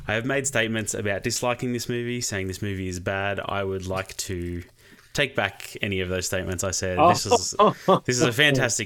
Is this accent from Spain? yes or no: no; Australia; As an Australian